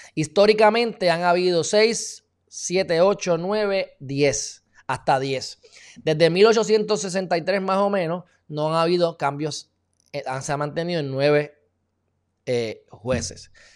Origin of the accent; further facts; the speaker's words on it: Puerto Rico; somos no incorporados